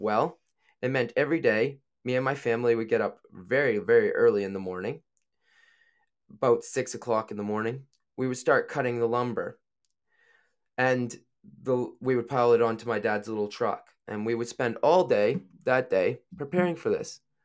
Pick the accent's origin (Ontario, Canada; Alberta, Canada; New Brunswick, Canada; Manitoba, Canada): New Brunswick, Canada; moved away as an adult; now in United Kingdom; I am from Canada. I'm from a little province called New Brunswick